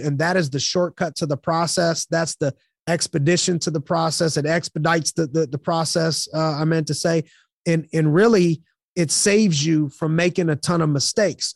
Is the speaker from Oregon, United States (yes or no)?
no; Youngstown, Ohio, United States; I'm from Youngstown, Ohio.